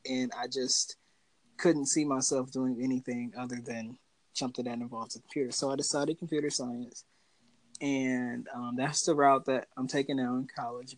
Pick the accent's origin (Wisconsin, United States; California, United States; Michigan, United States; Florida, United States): Wisconsin, United States; Milwaukee; I grew up in Milwaukee, Wisconsin, to a family of six